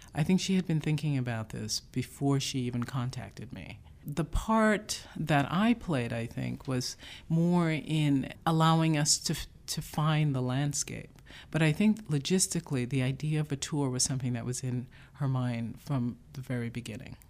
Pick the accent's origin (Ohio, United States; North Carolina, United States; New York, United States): New York, United States; New York City; also born or lived in Jamaica; I grew up in the Bronx, but not in the South Bronx. I was born in Jamaica